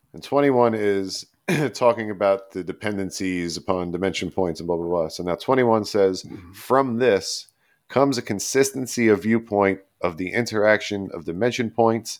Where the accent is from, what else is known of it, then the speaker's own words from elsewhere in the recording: New York City, New York, United States; We're from Staten Island